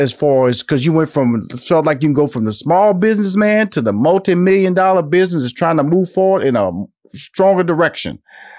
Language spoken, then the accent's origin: English; Houston, Texas, United States; now in Atlanta, United States; Well, I'm hunkered down in Atlanta. I would love to. I'm a Texas boy, so I was born and raised in Houston. So I want to get back to Texas.